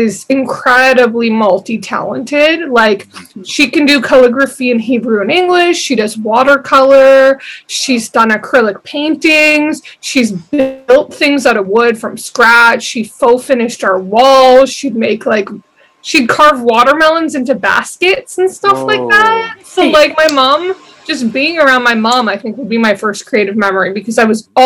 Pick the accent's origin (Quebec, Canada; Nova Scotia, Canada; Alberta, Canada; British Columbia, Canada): British Columbia, Canada; Vancouver; I basically grew up in the exact same area